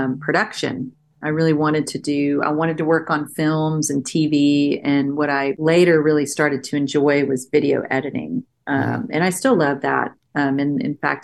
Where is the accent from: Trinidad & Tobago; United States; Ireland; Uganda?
United States; Northeast Texas; moved away as an adult; also born or lived in Austin, Texas; now in Nashville, United States; I'm from Texas, so obviously I grew up listening to old country